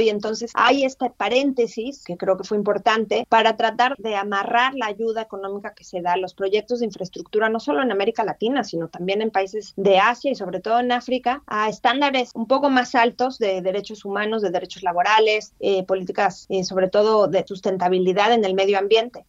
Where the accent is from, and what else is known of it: Mexico